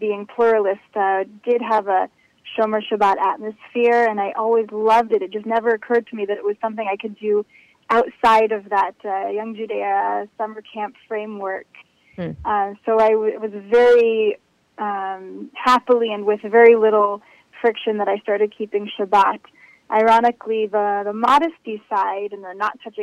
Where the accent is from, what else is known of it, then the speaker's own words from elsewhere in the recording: United States; moved away as an adult; now in Israel; I grew up in America